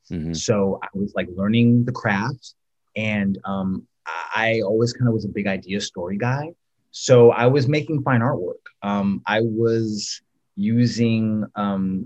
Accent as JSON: {"language": "English", "town": "San Jose", "region": "California", "country": "United States", "tie": "born or raised there", "said": "I'm from San Jose, California. I'm from the Bay Area and, yeah, but Southern roots. Both my family's from like Louisiana and Texas, so definitely got that. But yeah, I'm a Cali boy"}